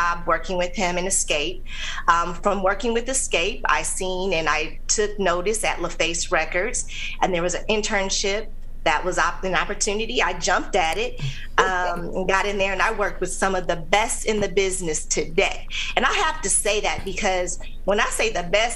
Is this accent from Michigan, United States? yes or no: yes; Lansing, Michigan, United States; moved away as an adult; also born or lived in Atlanta, Georgia; So I'm originally from Lansing, Michigan.